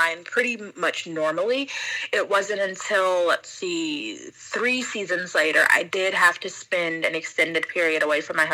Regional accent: Atlanta, Georgia, United States; moved away as an adult; also born or lived in Miami; now in Japan; We're actually both from Atlanta

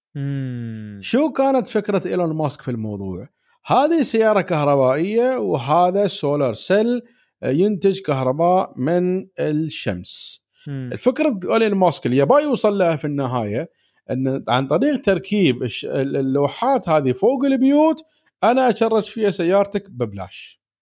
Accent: United Arab Emirates; عندنا في الإمارات

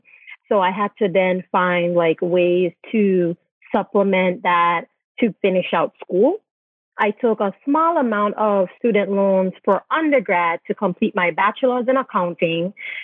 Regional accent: U.S. Virgin Islands; moved away as an adult; So I'm originally from the Virgin Islands and I'm a dual citizen.

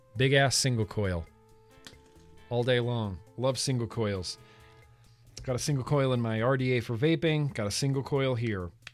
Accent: United States; now in Los Angeles, United States; growing up in Lake Tahoe

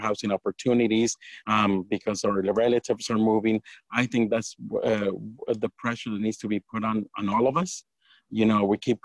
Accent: Santa Cruz, California, United States; now in Watsonville, United States; I grew up in Santa Cruz

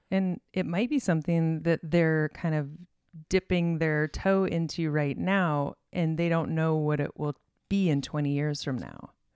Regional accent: Arizona, United States; moved away as an adult; also born or lived in Illinois; I was raised in Arizona

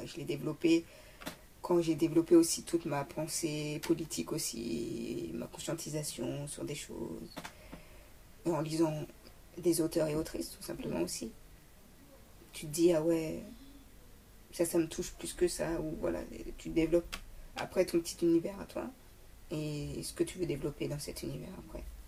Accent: Paris, Île-de-France, France; je suis parisienne

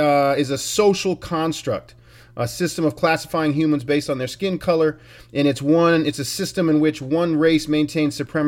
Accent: Billings, Montana, United States; moved away as an adult; also born or lived in Salem, Oregon; We're the only Billings babies

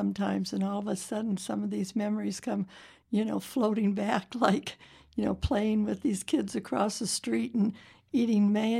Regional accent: Zion, Illinois, United States; now in Las Vegas, United States; I grew up in Zion, Illinois

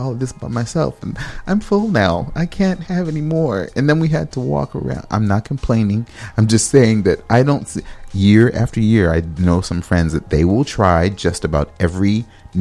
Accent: Los Angeles, California, United States; now in Minnesota, United States; I'm from Los Angeles, California

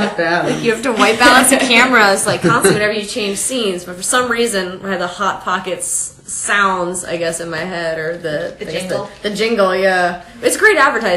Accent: St. Petersburg, or in Pasco, Florida, United States; I grew up in Florida, St. Petersburg, or in Pasco, really, in that area.

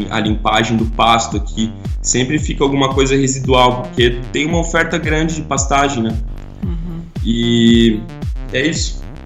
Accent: Santa Catarina, Brazil; now in New Zealand; eu sou de Santa Catarina

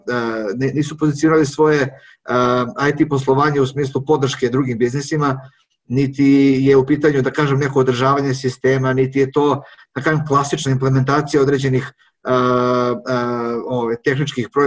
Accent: Serbia; ovde kod nas na Zapadnom Balkanu, a pre svega u Srbiji

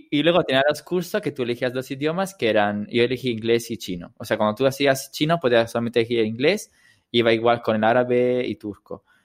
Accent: Italy; first language Italian; Spanish is a second language; moved away; ahora que hablo italiano con mis amigas y son casi 10 años que no voy a Italia

